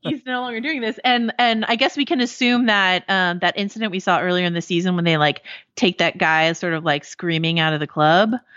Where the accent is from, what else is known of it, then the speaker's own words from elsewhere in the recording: Marin County, California, United States; I grew up in Marin County